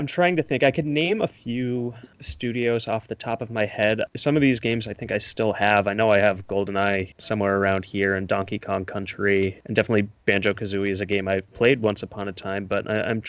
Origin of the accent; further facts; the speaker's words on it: Northern Virginia, United States; now in Brooklyn, United States; I grew up in Northern Virginia